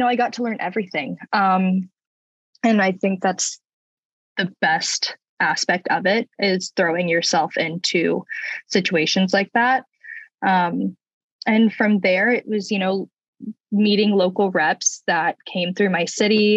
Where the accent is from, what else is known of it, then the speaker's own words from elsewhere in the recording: Jacksonville, Florida, United States; I'm from Jacksonville, Florida